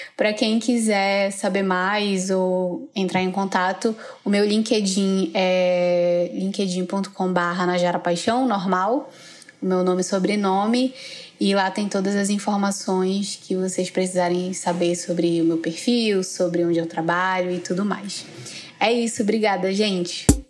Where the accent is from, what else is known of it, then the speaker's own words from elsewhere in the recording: Manaus, Amazonas, Brazil; eu sou de Manaus